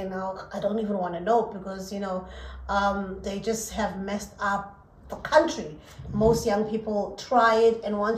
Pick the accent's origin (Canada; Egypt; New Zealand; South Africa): South Africa; I'm very South African.